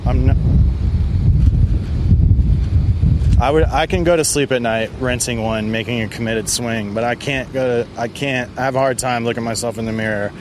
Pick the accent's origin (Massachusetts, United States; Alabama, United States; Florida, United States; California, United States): Florida, United States; Daytona Beach; growing up in Central Florida